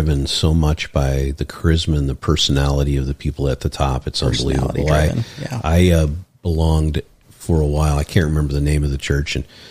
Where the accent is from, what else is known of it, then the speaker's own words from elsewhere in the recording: Ireland; I'm an Irish boy, so